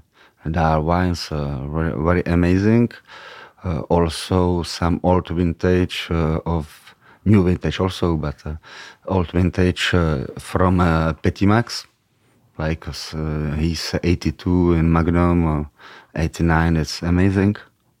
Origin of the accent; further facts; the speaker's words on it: Czechia; English is a second language; now in France; because they didn't know from which galaxy it's the Czech Republic. So it was easier. Yeah. If I was Parisian from Paris, it would be much more difficult, I think.